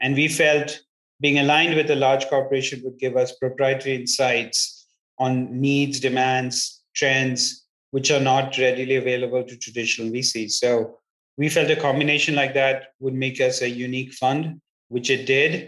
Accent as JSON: {"language": "English", "country": "India", "tie": "born or raised there", "also_born_or_lived": "England / United States", "moved": "as an adult", "lives_now": "Palo Alto, United States", "said": "I was born in England, brought up in India, did my grad studies in the United States and have lived in three separate continents for significant periods of my life and time."}